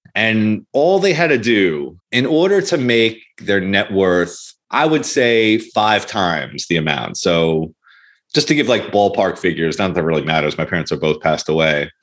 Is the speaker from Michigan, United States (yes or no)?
no; Long Island, New York, United States; We grew up in Long Island, which is an expensive place